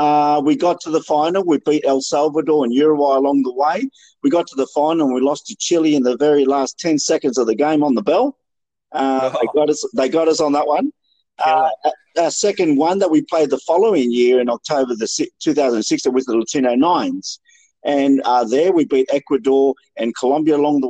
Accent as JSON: {"language": "English", "town": "Sydney", "region": "New South Wales", "country": "Australia", "tie": "born or raised there", "also_born_or_lived": "Peru", "moved": "as an adult", "lives_now": "Melbourne, Australia", "said": "originally from Sydney most of my life"}